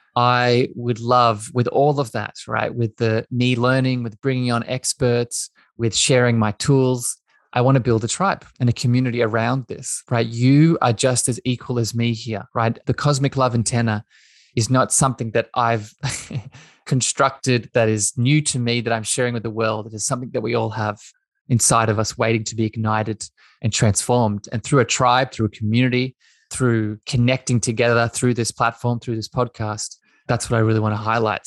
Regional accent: east coast of Australia, Australia; I grew up in Australia. I grew up on the east coast of Australia.

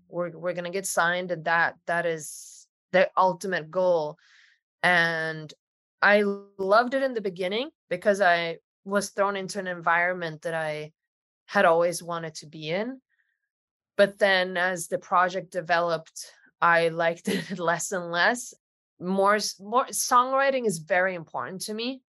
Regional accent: Sweden; now in Los Angeles, United States; I live in Los Angeles. I'm originally from Sweden, um, so I'm far away from home

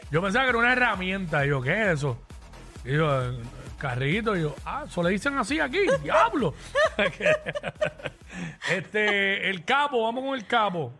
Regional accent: Cabo Rojo, Puerto Rico; now in Dorado, Puerto Rico; Yo soy de Cabo

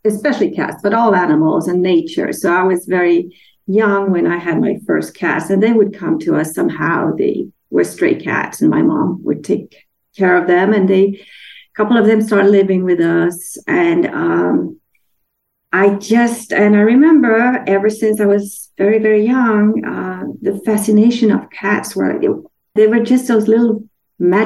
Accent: Denmark; moved away; I'm from Denmark

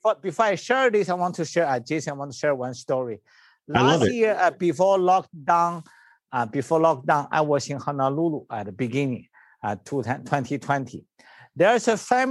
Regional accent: China; English is a second language; moved away; I was born in China.

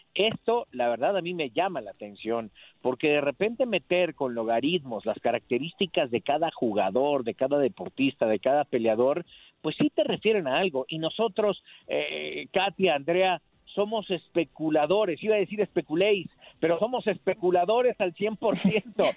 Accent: Mexico; como latinos, como mexicanos

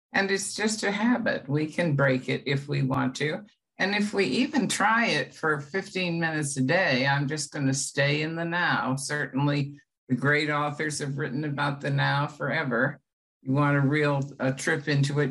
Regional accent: United States

